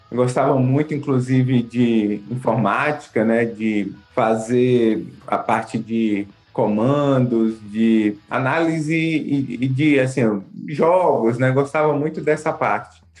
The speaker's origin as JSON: {"language": "Portuguese", "town": "Salvador", "region": "Bahia", "country": "Brazil", "tie": "born or raised there", "also_born_or_lived": "Minas Gerais", "said": "Morei assim, em algumas cidades de Minas, do interior da Bahia."}